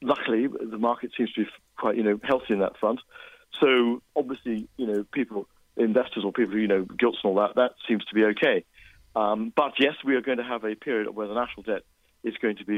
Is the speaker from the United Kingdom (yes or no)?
yes; Scotland, United Kingdom; as a Scot